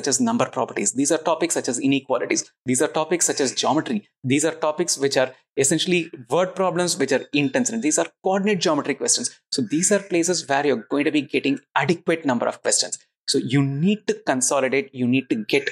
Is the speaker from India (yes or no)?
yes; Chennai, Tamil Nadu, India; I'm from Chennai